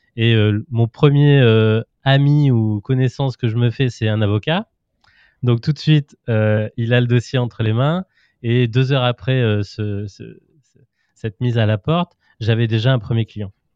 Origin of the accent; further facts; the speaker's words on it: Auvergne-Rhône-Alpes, France; moved away as an adult; now in Brittany, France; moi je suis auvergnat d'origine